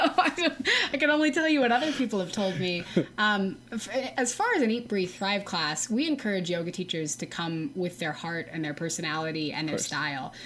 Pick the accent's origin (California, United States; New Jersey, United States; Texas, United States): Texas, United States; I'm from Texas